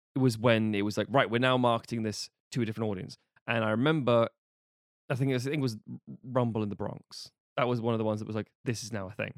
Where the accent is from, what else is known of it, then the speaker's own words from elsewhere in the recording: United Kingdom; being British